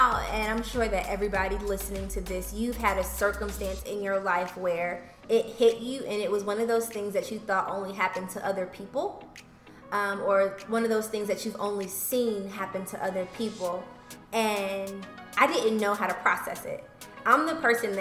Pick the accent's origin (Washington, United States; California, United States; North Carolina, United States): North Carolina, United States; Charlotte; I grew up here in Charlotte